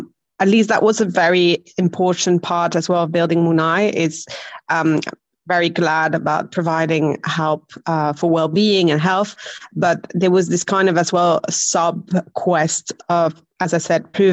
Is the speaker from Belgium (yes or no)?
yes; Belgium; accent: quite weird; now in Barcelona, Spain; No, my accent is very hard to put because I'm originally from Belgium.